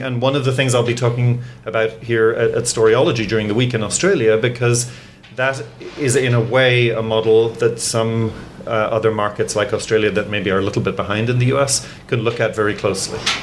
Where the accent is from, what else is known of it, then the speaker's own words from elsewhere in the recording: Ireland; also born or lived in England; now in United States; I was born in England, grew up in Ireland, and now I live in the United States